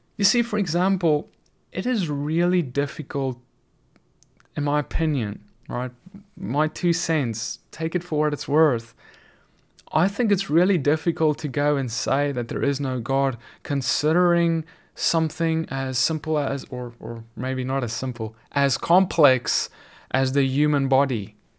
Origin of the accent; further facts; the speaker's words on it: South Africa; now in United States; South Africa, my home country where I grew up